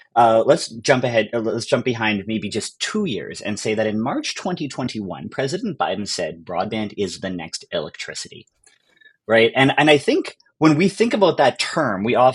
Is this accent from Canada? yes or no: yes; Canada; as a Canadian